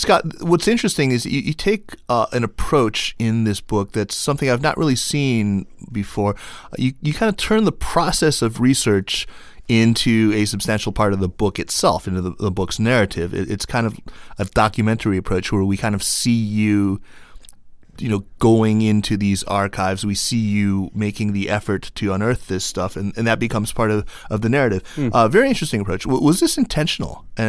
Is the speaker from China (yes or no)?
yes; Henan, China; Well, dude, I'm from Henan.